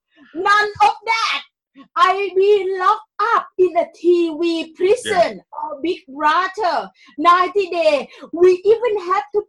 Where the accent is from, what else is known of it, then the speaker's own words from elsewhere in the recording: Thailand; English is a second language; moved away as an adult; now in London, United Kingdom; I came here in 2001, and I am from Thailand